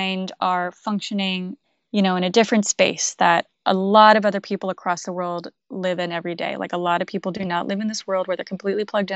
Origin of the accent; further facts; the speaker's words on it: outside of Boston, Massachusetts, United States; I grew up actually outside of Boston